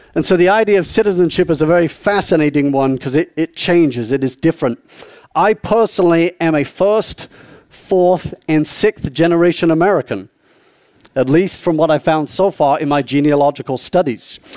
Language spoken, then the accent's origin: English; South East England, United Kingdom; moved away; I was born and raised uh, in the southeast of England